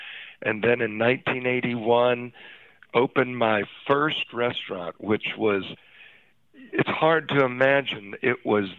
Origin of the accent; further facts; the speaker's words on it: Midwest, United States; moved away as an adult; also born or lived in Cincinnati, Ohio; now in Dallas, United States; I was a Midwest boy living in all these old river towns my whole life, came upon Dallas which was in 79